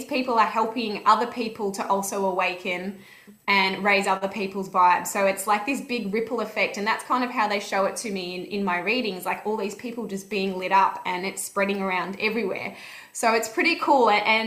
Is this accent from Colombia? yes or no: no; Melbourne, Victoria, Australia; we're from Melbourne